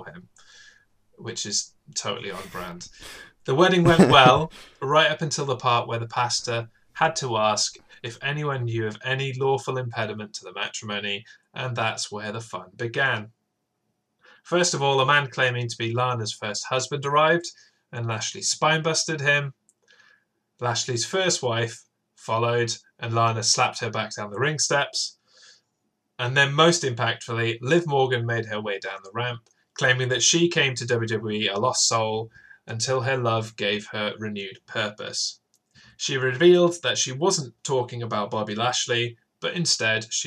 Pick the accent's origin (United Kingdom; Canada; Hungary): United Kingdom; Wales; I grew up in Wales, so I'm trained to roll my R's.